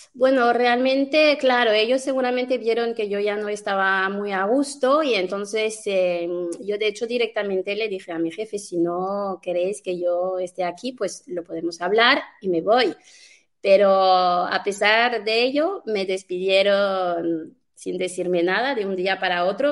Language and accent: Spanish; France; now in Spain; yo soy francesa